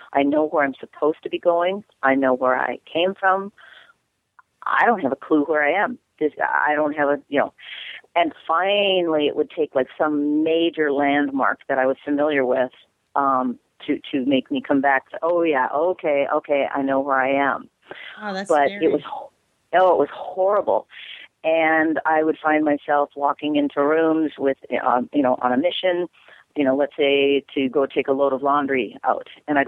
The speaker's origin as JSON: {"language": "English", "region": "Minnesota", "country": "United States", "said": "I'm from Minnesota."}